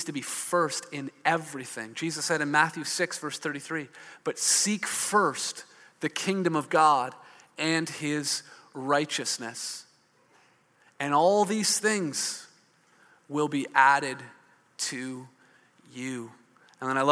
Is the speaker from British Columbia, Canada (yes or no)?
no; Hamilton, Ontario, Canada; I grew up in Hamilton. I saw a lot more smokestacks than silos